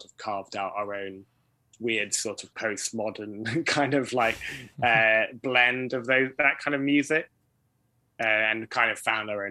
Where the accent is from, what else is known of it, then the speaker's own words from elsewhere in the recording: South Wales, United Kingdom; Growing up in Wales, South Wales